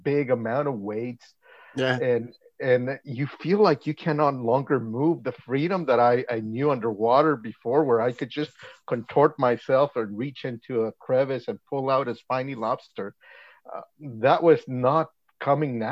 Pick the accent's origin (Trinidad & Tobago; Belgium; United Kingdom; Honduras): Honduras; moved away as an adult; now in Langley, Canada; I was born in Honduras. I came into Canada in 2003.